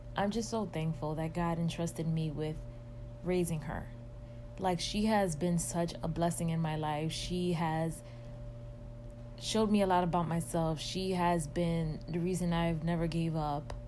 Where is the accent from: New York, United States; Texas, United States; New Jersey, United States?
New York, United States; New York City; moved away as an adult; now in Atlanta, United States; I am originally from Washington Heights, and that is in the borough of Manhattan in New York City